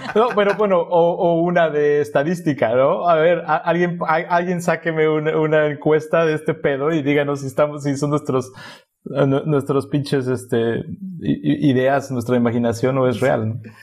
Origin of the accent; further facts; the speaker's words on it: a town near Poza Rica, Veracruz, Mexico; moved away; yo sí llegué a llamar al radio una o dos veces en Poza Rica, que era el único que llegaba a mi pueblo